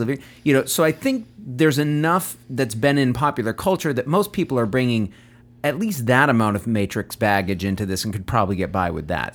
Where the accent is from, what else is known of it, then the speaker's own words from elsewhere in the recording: United States; I'm an American